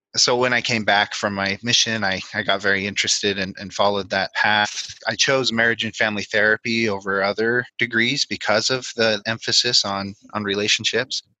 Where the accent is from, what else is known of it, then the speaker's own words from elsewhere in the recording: Denver, Colorado, United States; moved away; also born or lived in Provo, Utah / Logan, Utah; I grew up in Colorado near the Denver area